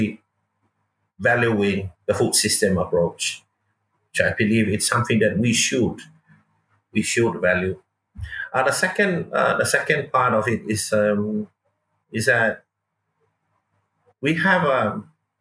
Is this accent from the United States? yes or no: no; Lotofanga, Safata, Atua, Samoa; It's all about growing up in Samoa, and I grew up in our village of Lotofanga, Safata, and then raised by my grandparents